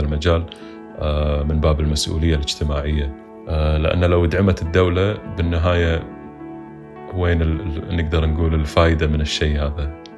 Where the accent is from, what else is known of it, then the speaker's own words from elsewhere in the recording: Kuwait; بالكويت ما عندنا